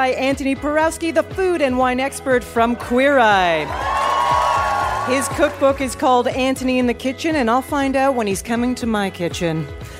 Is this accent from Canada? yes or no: yes; Canada; I'm Canadian.